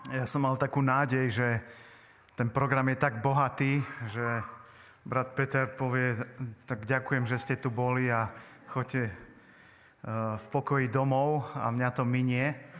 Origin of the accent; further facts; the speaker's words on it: Poprad, Prešov Region, Slovakia; sme teda z Popradu s manželkou